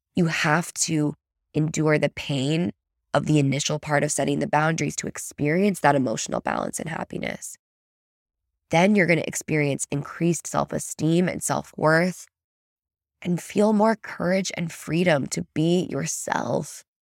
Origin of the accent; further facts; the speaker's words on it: United States; an American, plopped into Germany